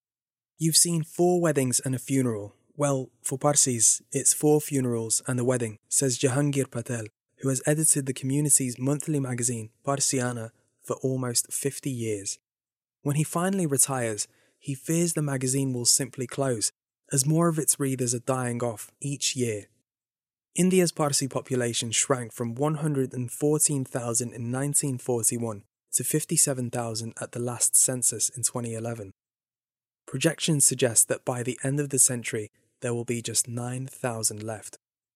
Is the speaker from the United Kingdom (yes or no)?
yes; United Kingdom; Growing up in Britain, I'd read a bit about the history of Zoroastrianism, but only knew the basics.